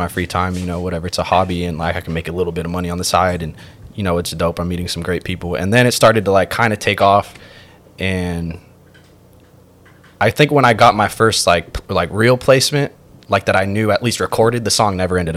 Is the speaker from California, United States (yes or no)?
yes; Marin, California, United States; also born or lived in San Francisco; I went to high school in the city, even though I'm from Marin